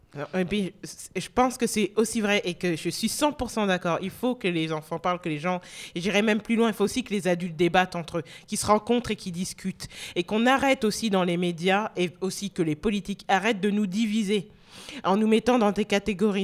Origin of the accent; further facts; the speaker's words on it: France; also born or lived in North America; c'était plus facile pour moi d'être française que, ça ne l'est en France